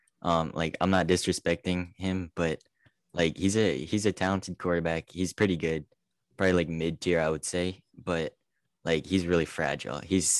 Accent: Maryland, United States; No, I'm from Maryland, okay.

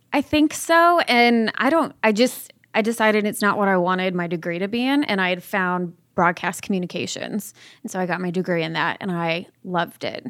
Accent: Orange County, Southern California, United States; I'm originally from Southern California, Orange County. I was raised by my father

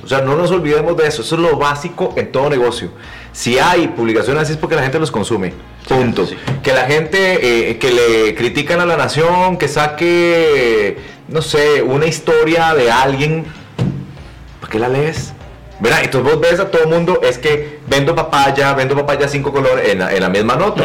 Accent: Costa Rica; Yo soy un tico muy, muy particular

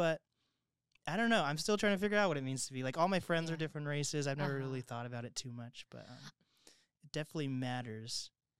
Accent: Mercer Island, Washington, United States; also born or lived in Seattle; I grew up on Mercer Island

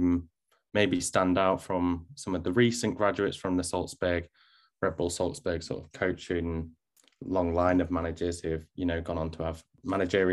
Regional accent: the North, the north of England, United Kingdom; accent: Northern; my Northern accent

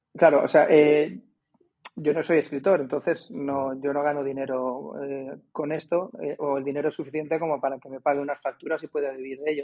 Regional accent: Madrid, Community of Madrid, Spain; moved away as an adult; also born or lived in Alicante; now in Cádiz, Spain; yo nací en Alicante en el un 29 de diciembre de 1971 y por motivos laborales de mis padres me tuve que ir a Madrid más o menos en los años 80 y pocos, muy pocos

